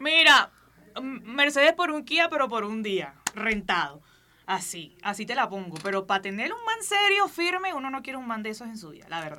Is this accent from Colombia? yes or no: yes; Barranquilla, Atlántico, Colombia; soy barranquillera, soy colombiana, soy de donde es …